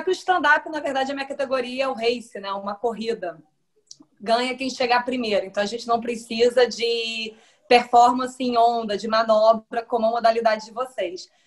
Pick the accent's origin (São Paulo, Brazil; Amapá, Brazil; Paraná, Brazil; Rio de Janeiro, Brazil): Rio de Janeiro, Brazil; Niterói; eu sou de Niterói